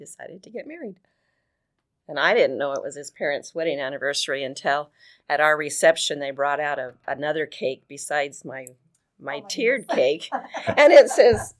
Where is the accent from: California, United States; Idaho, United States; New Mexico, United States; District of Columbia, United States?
Idaho, United States; Boise; I'm from Boise